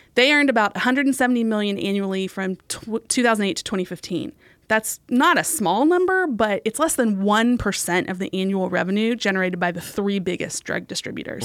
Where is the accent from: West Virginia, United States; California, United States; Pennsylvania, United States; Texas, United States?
West Virginia, United States; I'm from West Virginia, and this one has some ties to my home state